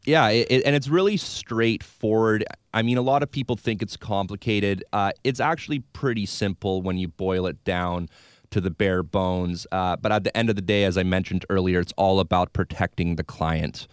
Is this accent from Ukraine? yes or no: no; Victoria, British Columbia, Canada; Born and raised in Victoria